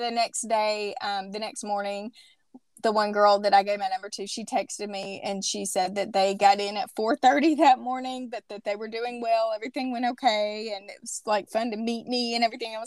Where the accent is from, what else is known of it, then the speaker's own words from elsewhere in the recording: Southern small town, United States; moved away; I think it's small town, and I think that it's Southern